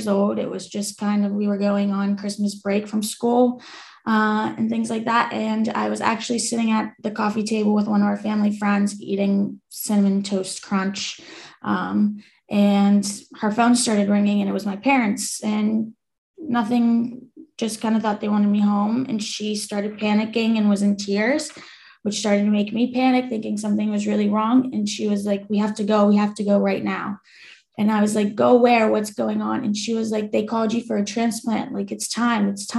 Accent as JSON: {"language": "English", "town": "Metković", "region": "Dubrovnik-Neretva County", "country": "Croatia", "said": "I'm originally from Metković, Croatia. In Europe."}